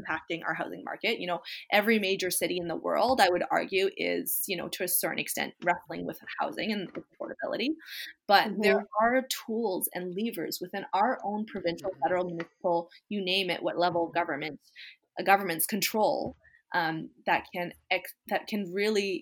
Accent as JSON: {"language": "English", "region": "British Columbia", "country": "Canada", "said": "us as British Columbians"}